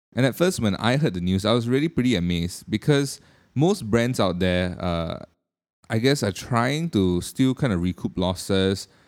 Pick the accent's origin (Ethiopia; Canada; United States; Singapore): Singapore; being a Singaporean myself